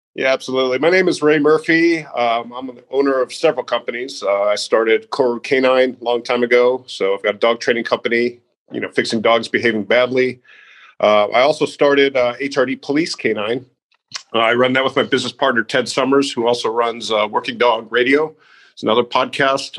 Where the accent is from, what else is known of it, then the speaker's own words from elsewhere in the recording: Naperville, Illinois, United States; I grew up outside of Chicago uh, in Naperville, Illinois